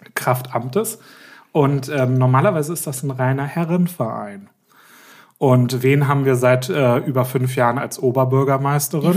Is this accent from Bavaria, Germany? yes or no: no; Berlin, Germany; bei uns in Berlin